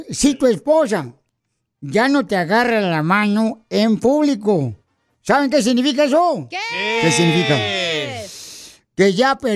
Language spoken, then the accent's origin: Spanish; Jalisco, Mexico; soy de Jalisco